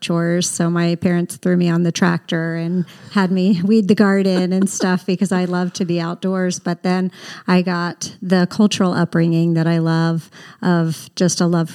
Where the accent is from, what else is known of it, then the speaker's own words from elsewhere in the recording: Baltimore, Maryland, United States; also born or lived in Pennsylvania; now in Utah, United States; I was born in Pennsylvania, raised in Baltimore, Maryland. So just an East Coast girl and landed in Utah.